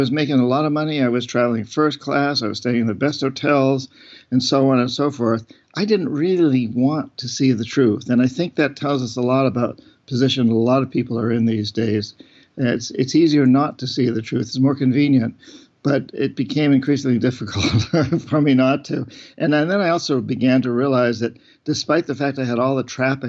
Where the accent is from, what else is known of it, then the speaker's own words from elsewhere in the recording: New Hampshire, United States; I grew up relatively poor in New Hampshire.